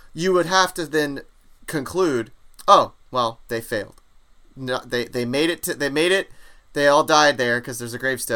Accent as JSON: {"language": "English", "country": "United States", "accent": "American", "said": "my American accent"}